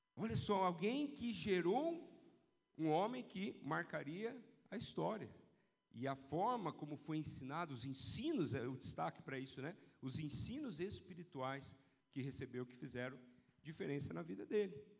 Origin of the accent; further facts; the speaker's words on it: São José dos Campos, São Paulo, Brazil; quando eu era criança, morava lá no CTA, em São José dos Campos